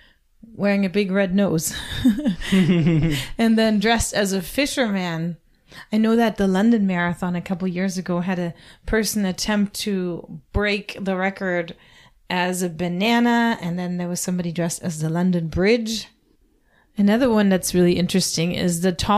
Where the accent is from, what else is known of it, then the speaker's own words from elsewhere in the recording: Germany; moved away; my home country, Germany